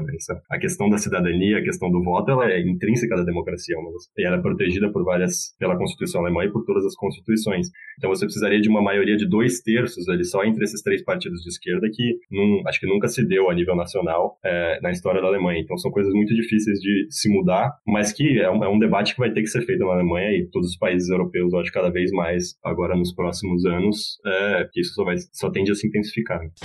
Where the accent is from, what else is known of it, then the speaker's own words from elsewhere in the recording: Brazil; now in Berlin, Germany; eu sou brasileiro